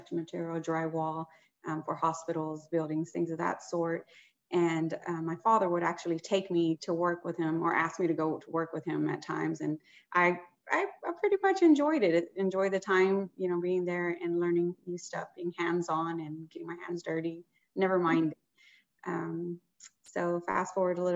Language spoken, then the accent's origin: English; Houston, Texas, United States; I'm born and raised in Houston, Texas